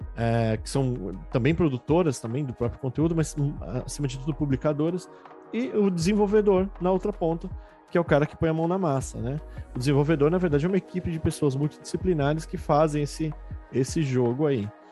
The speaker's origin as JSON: {"language": "Portuguese", "country": "Brazil", "said": "como brasileiros"}